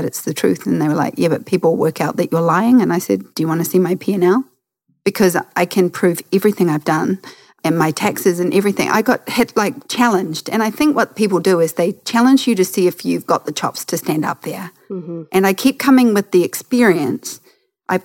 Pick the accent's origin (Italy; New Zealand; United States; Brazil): New Zealand